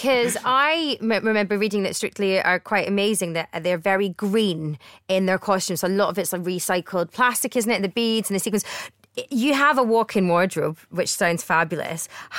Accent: Glasgow, Scotland, United Kingdom; I'm a Ouija, I'm a Glaswegian.

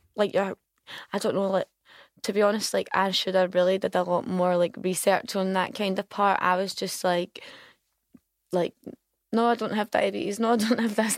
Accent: Glasgow, Scotland, United Kingdom; I'm from Govan

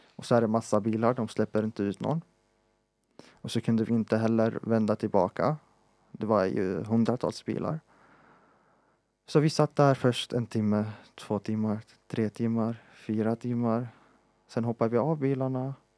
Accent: Palestine; moved away; vi som palestinier

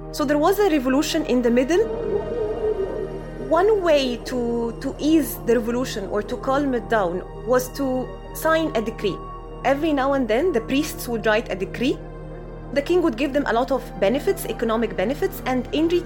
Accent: Egypt; our dialect today, what we call Egyptian Arabic

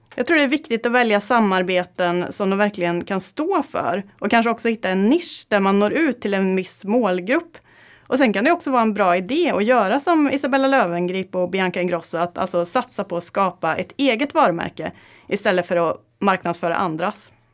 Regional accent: Karlstad, Värmland, Sweden; moved away; Jag kom från Karlstad och eh, i helgen så var jag hemma i Värmland

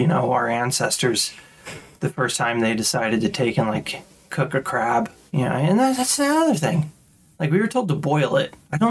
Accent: Midwest, United States; born or raised there

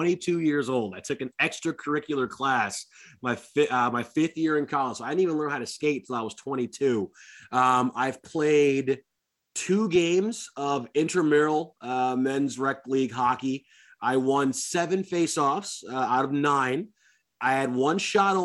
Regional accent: Detroit, Michigan, United States; moved away as an adult; now in Seattle, United States; I grew up in Detroit with the grind line.

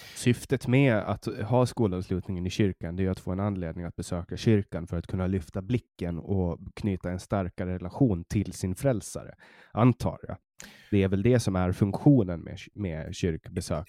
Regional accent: Mariehamn, Åland, Åland Islands; jag kommer från, från Mariehamn ja. på Åland

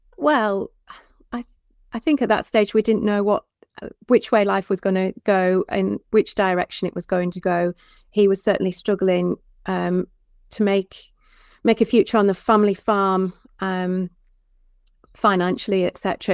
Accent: Penrith, North West England, United Kingdom; also born or lived in Hereford; my childhood was in and around the farm. We didn't, so it's very close to the Lake District. It's at Penrith.

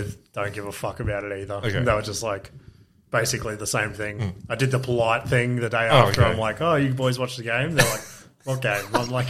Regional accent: Queensland, Australia; I was born in Queensland

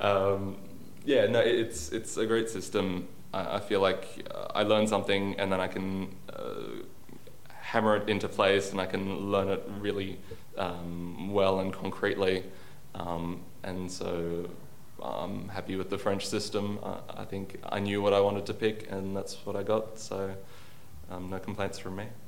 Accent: Sydney, New South Wales, Australia; moved away as an adult; now in Paris, France; I come from Australia, from Sydney on the east coast.

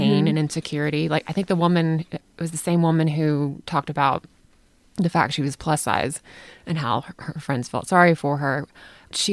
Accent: United States; as American women

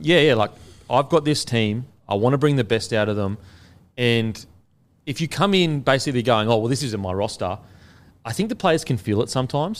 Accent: Queensland, Australia; as a Queenslander

